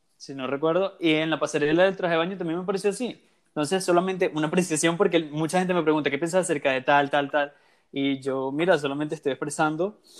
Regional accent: Venezuela; en mi caso soy venezolano también

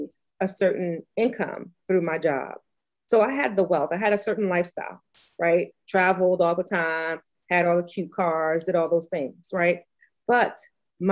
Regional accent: New York City, New York, United States; now in Virginia, United States; I grew up as a homeless teenager in New York City. So my accent sounds funny. I grew up in New York. I live in Virginia

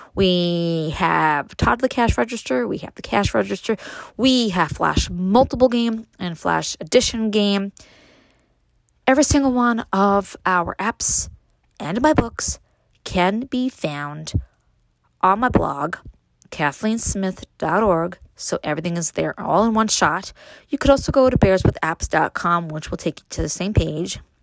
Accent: New York City, New York, United States; now in Upstate New York, United States; growing up in Brooklyn, moving to upstate

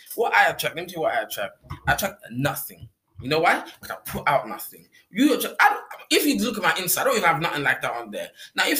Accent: Ireland; I'm from Ireland.

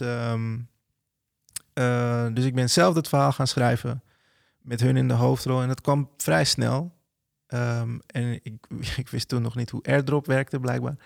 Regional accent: Netherlands; als Nederlander van kleur

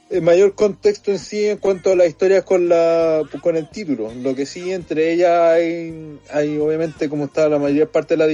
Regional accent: Chile; vos te sentías orgulloso de ser chileno.

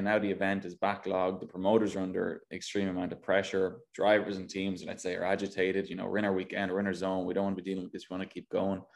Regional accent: Ireland; moved away as an adult; now in United States; I go back home now, and people think I'm not Irish anymore

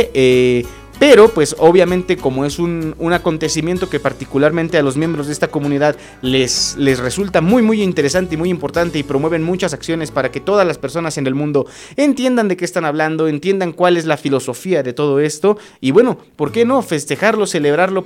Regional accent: Acambay, State of Mexico, Mexico; los que somos de aquí de Acambay

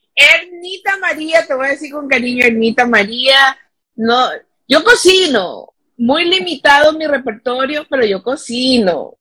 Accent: Ecuador

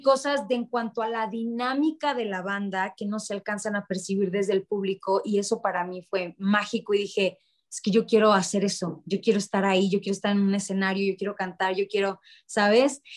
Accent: Ciudad Obregón, Sonora, Mexico; Yo soy de Ciudad Obregón, Sonora.

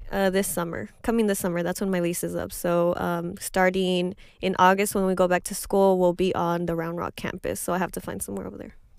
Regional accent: Highlands, Texas, United States; I come from Highlands and, and nobody has the money

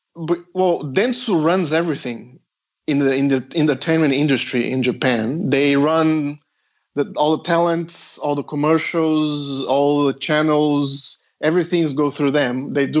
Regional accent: Australia; Well, I'm Australian. I applied for a PhD in Australia.

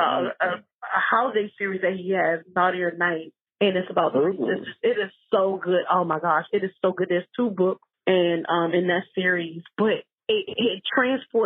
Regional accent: South Carolina, United States; South Carolina, my home state

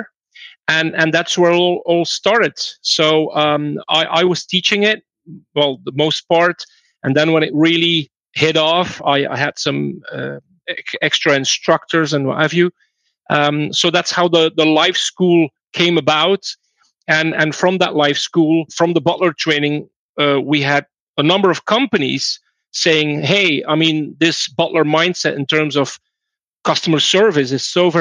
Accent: Belgium; I'm from Belgium

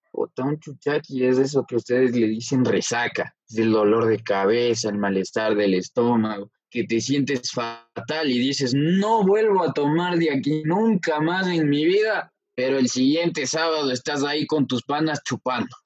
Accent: Ecuador; nosotros como buenos ecuatorianos

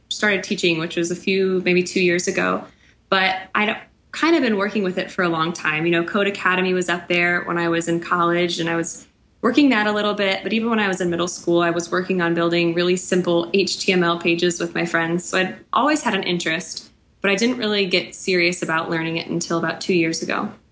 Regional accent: Kansas City, United States; moved away as an adult; also born or lived in central Illinois; now in outside Chicago, United States; I grew up in Kansas City, but was teaching in central Illinois, and now I'm living outside Chicago

